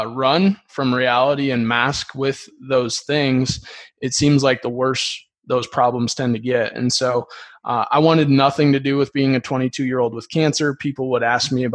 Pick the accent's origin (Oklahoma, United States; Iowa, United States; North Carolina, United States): Iowa, United States; Dyersville; I grew up, I'm from Dyersville, Iowa